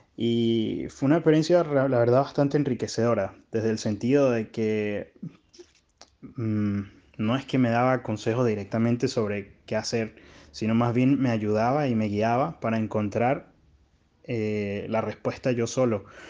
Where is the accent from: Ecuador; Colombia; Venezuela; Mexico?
Venezuela; now in Chile; soy un venezolano que está residiendo en Chile